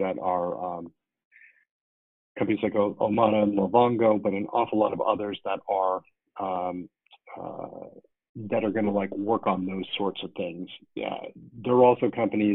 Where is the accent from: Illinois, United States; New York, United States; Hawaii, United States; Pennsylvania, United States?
New York, United States; as a New Yorker